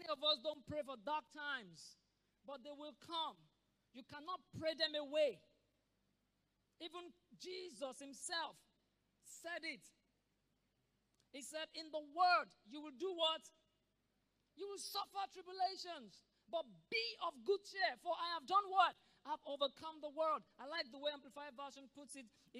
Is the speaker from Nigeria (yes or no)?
yes; Nigeria; as a Nigerian